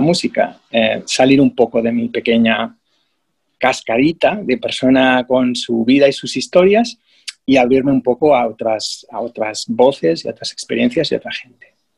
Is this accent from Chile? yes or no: no; Spain; moved away as an adult; also born or lived in England; now in Australia; Y me mudé de España.